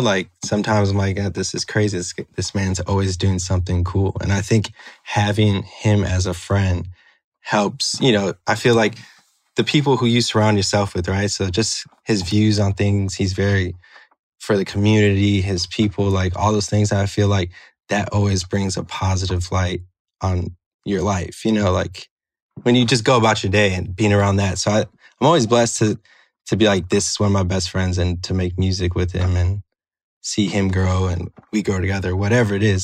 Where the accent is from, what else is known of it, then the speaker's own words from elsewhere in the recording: Chicago, Illinois, United States; I'm from Chicago